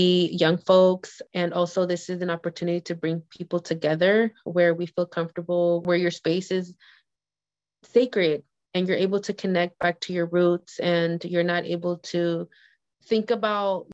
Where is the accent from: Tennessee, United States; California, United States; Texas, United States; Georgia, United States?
California, United States; Hayward; I was born and raised in Hayward